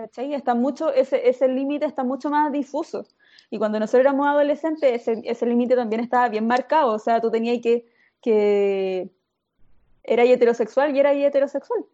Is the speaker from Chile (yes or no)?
yes; Chile; soy chilena, soy muy chilena